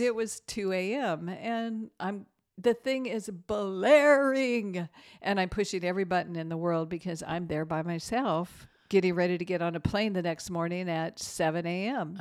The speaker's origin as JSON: {"language": "English", "country": "United States", "said": "us as American Christians"}